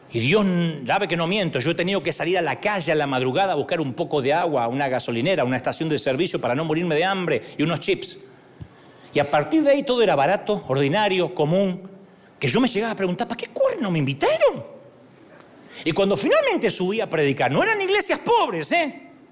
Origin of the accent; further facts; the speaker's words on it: Argentina; Me va a salir el argentino de adentro.